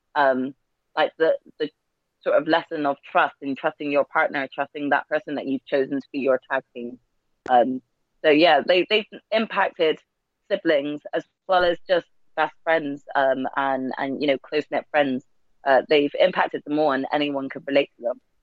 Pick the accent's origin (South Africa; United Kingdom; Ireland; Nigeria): United Kingdom; us Brits